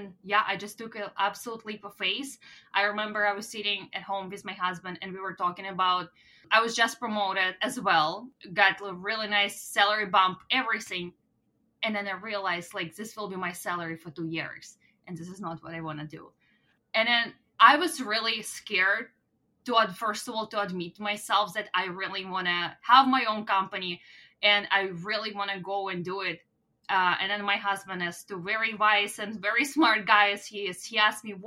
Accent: Russia; English is a second language; now in Canada; my hometown in Russia

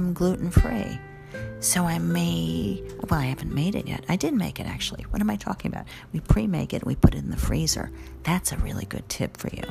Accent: New York City, New York, United States; I'm also a New Yorker

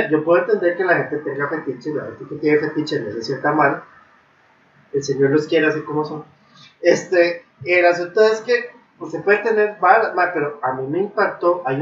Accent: Japan; Spanish is a second language; eso lo aprendí, yo soy japonés, entonces.

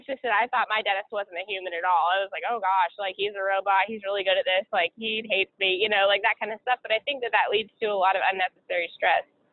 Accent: Seattle, Washington, United States; moved away; I'm originally from Seattle, Washington, and all my family's there

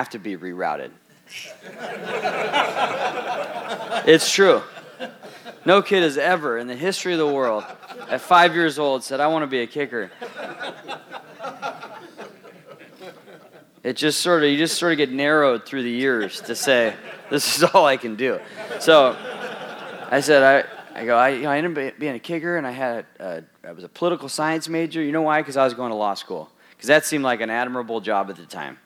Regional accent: Southern California, United States; moved away; also born or lived in Wisconsin; I grew up in Southern California

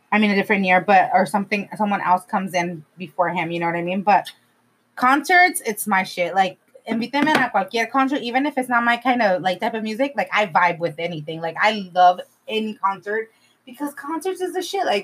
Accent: California, United States; I'm from California.

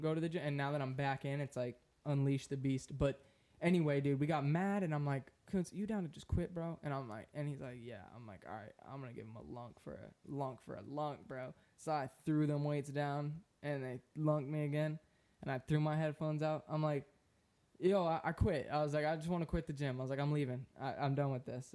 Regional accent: Florida, United States; I'm from Florida

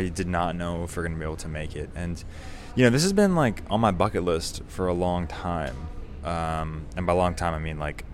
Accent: United States; I come from America.

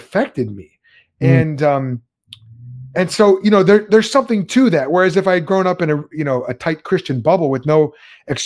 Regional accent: Chicago, Illinois, United States; I grew up in Chicagoland

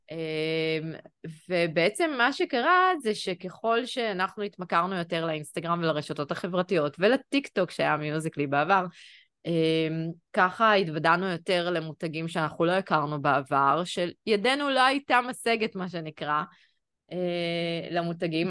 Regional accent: Jerusalem, Jerusalem District, Israel; born or raised there; moved away as an adult; also born or lived in Tel Aviv

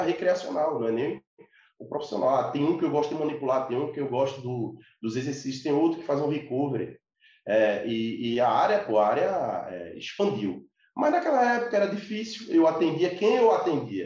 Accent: Recife, Pernambuco, Brazil; Eu sou de Recife, Pernambuco, Nordeste

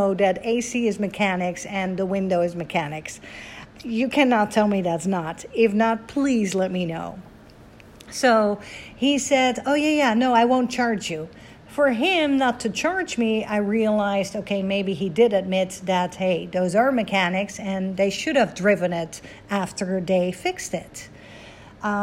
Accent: Netherlands; I am Dutch, born and raised in Holland, 20 minutes from Amsterdam, the capital

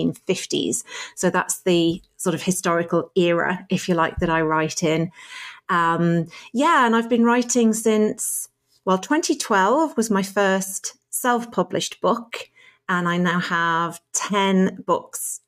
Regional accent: Driffield, Yorkshire and the Humber, United Kingdom; moved away as an adult; now in Ireland; I grew up in Yorkshire, a little market town called Driffield in East Yorkshire

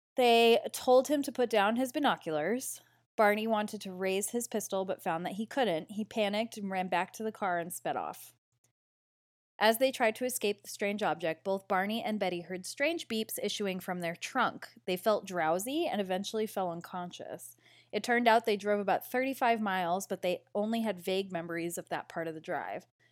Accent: Derry, New Hampshire, United States; Derry, New Hampshire, which is my hometown

